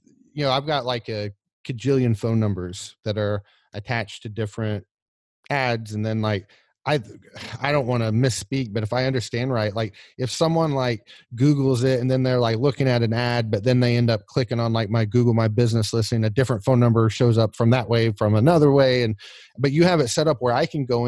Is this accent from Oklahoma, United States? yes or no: yes; Oklahoma, United States; I'm from Oklahoma